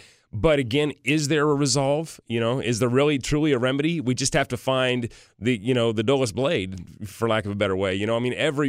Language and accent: English; Tennessee, United States; Of course, go Titans. Cheer for my hometown team.